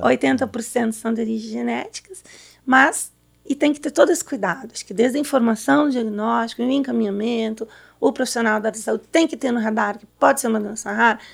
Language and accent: Portuguese; São Paulo, Brazil; sou de São Paulo.